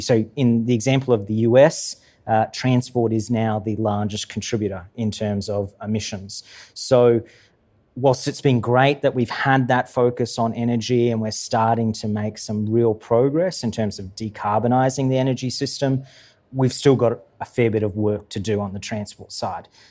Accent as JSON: {"language": "English", "region": "Queensland", "country": "Australia", "said": "I'm from Queensland"}